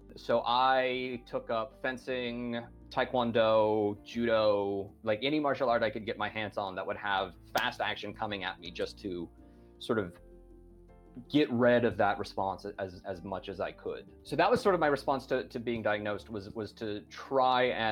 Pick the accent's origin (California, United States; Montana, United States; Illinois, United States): Montana, United States; moved away as an adult; also born or lived in Japan; now in Spain; where I grew up in Montana